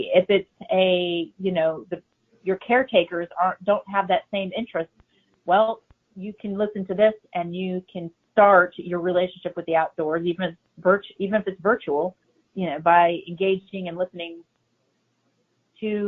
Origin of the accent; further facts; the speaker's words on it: Chicago, Illinois, United States; moved away; I'm originally from Chicago